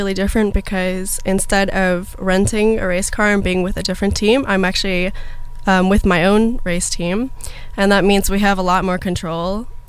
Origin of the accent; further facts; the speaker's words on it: Toronto, Ontario, Canada; now in United States; I grew up in Toronto, Ontario.